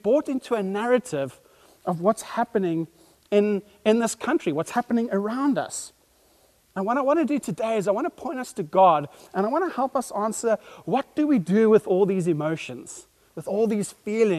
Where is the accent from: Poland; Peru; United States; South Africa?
South Africa; as a pastor and as a South African